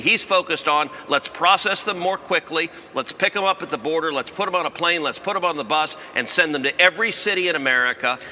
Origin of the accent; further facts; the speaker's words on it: Texas, United States; I'm from Texas